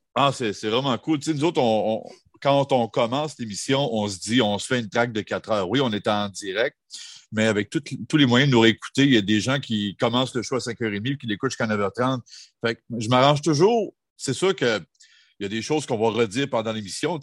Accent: Jonquière, Quebec, Canada; moved away; art et technologie des médias à Jonquière. Ça tombe bien, c'était dans mon bled, je n'avais pas besoin de, m'expatrier

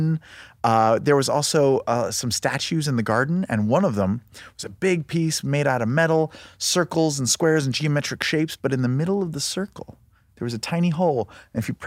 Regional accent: New York, United States; moved away; We're from the East Coast. We're from the New York

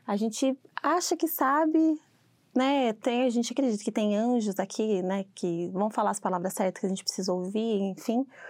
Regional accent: Sorocaba, São Paulo, Brazil; moved away as an adult; now in United States; eu sou de Sorocaba, é, o interior de São Paulo. E eu tô aqui já vai fazer oito anos que eu tô aqui

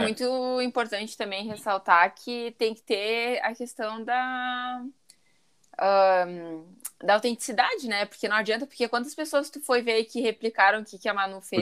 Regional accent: Caxias do Sul, Rio Grande do Sul, Brazil; eu sou de Caxias do Sul

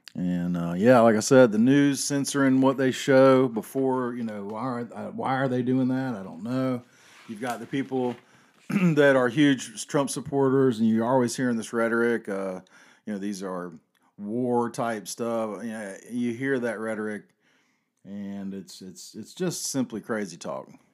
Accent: the South, United States; I grew up in the South

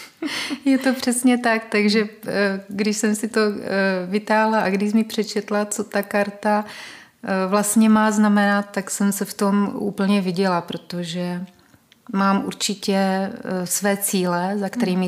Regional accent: Olomouc, Olomouc Region, Czechia; moved away; já vlastně pocházím původně z Olomouce, kde jsem se narodila mojí biologické mamince.

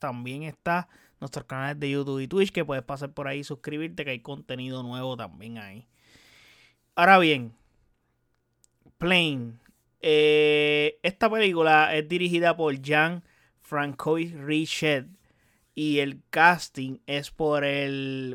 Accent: Puerto Rico; Yo que soy de Puerto Rico

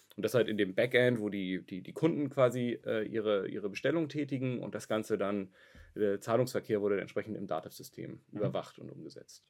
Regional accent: Hamburg, Germany; also born or lived in Kiel; ich bin gebürtiger Hamburger, bin nach mhm. Kiel gezogen, habe da studiert

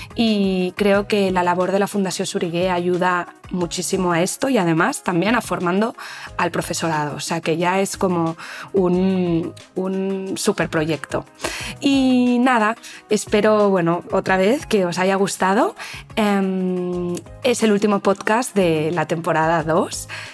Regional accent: Spain

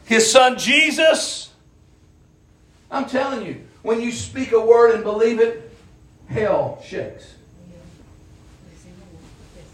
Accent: Appalachian Mountains, United States; I'm from the Appalachian Mountains. We're rednecks. I'm proud where I'm from

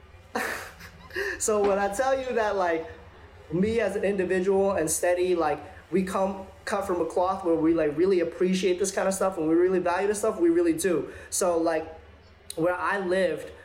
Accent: New York City, New York, United States; I'm from Flushing, Queens.

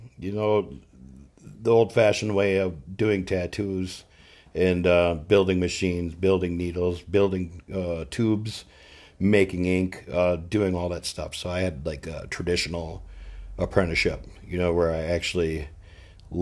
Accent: Mora, Minnesota, United States; moved away as an adult; also born or lived in Austin, Texas / California; I grew up in Mora, about 30 minutes north of my tattoo shop.

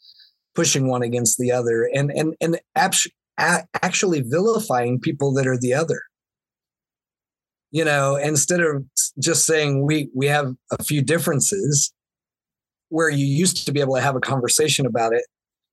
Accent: the South, United States; Yeah, I mean, growing up in the Bible Belt in the South, there was a lot of messages that were very, very, you know, very old-fashioned, very traditional

